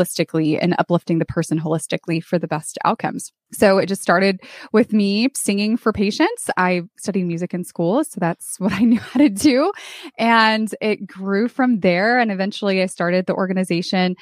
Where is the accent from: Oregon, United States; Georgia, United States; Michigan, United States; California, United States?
California, United States; moved away as an adult; also born or lived in San Antonio, Texas; I moved from California, where I grew up, to San Antonio, Texas